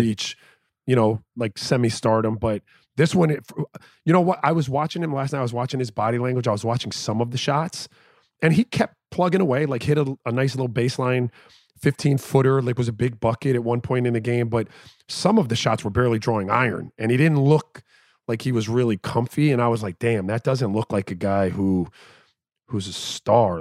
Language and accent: English; Miami, Florida, United States; I'm from Miami